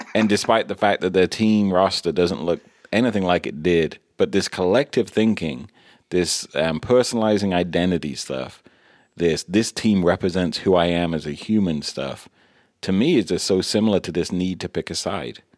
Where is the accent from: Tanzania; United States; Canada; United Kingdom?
United Kingdom; England; when I was growing up in England